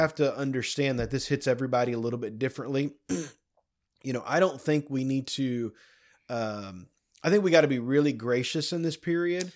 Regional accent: United States; as an American

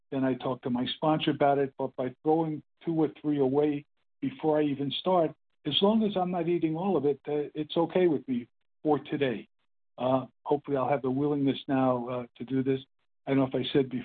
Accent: Brooklyn, New York, United States; now in California, United States; I'm in California now, and I grew up in Brooklyn, New York

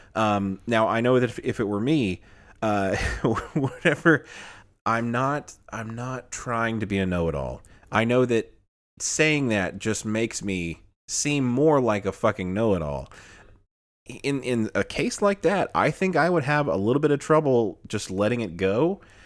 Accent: Illinois, United States; now in Alabama, United States; I'm from the north, uh, I was born in Illinois, um, came to Alabama, and, uh, didn't, didn't necessarily, like, pick up the, the Southern drawl that much

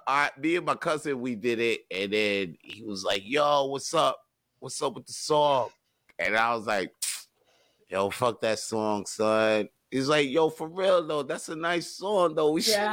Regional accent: New York, United States; Because I'm from New York.

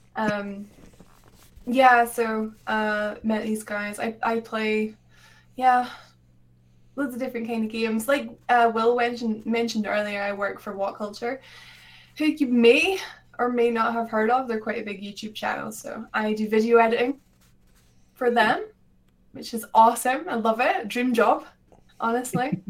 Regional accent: Scotland, United Kingdom; I'm from Scotland

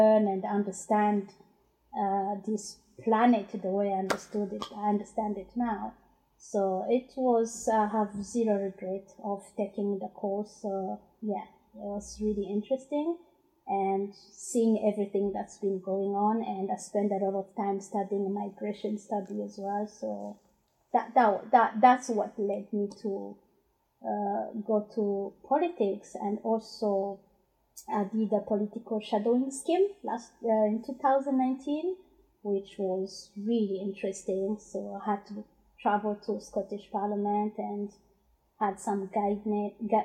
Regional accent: Burundi; first language Kirundi; English is a second language; also born or lived in Democratic Republic of the Congo / London; now in Glasgow, United Kingdom; I'm originally from Burundi, and yeah, I've been in Glasgow for almost 17 years

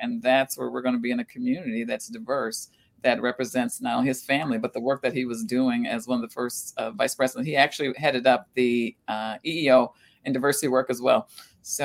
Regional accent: Minneapolis, Minnesota, United States; also born or lived in St. Louis, Missouri; I actually grew up in the Twin Cities. I moved here from St. Louis, Missouri, I'm a North Sider. I'm from the North Side. I attended Marshall University High School

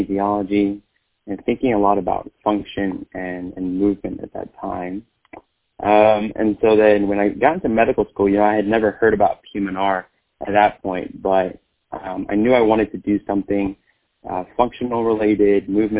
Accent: Fort Worth, Texas, United States; moved away; I'm a second-generation Vietnamese American, born and raised in Fort Worth, Texas

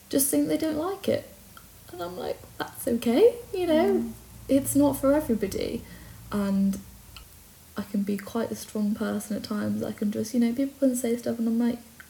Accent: Brecon, Wales, United Kingdom; moved away as an adult; also born or lived in Cardiff; now in Penarth, United Kingdom; I grew up in Brecon with Marla.

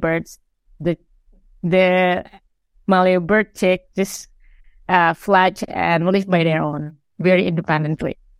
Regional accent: Sulawesi, Indonesia; I'm from Sulawesi, and this is a, a place where I grew up

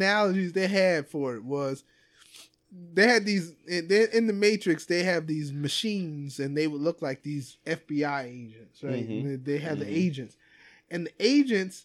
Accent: United States; Here I am as an American

